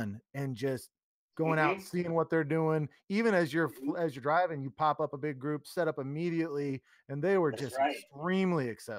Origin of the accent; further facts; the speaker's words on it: Salina, Kansas, United States; Yeah, I grew up in Salina, which I'm sure you probably know where that's at.